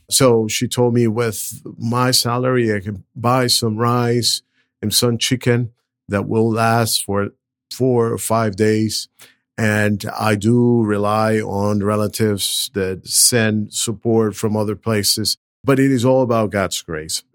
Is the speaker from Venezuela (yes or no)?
yes; Venezuela; moved away as an adult; also born or lived in Brazil / Southern California; now in Nashville, United States; I'm originally from Venezuela, went to college in Brazil